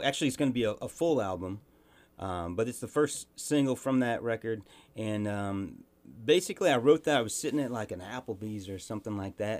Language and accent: English; St. Joseph, Missouri, United States; also born or lived in Virginia; now in Glen Rose, Texas, United States; I'm a week away from being a true son. My brother was a true Missouri son. I was born in Virginia, and we moved there the week after I was born. But other than that, yeah, I grew up in St. Joe.